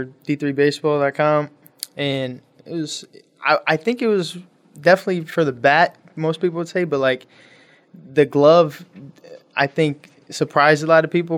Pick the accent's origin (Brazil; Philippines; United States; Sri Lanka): United States; Toledo, Ohio; I'm from Toledo, Ohio.